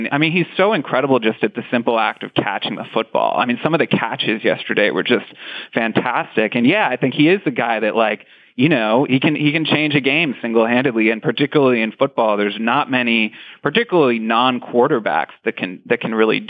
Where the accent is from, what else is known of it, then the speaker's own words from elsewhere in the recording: Boston, Massachusetts, United States; growing up in Boston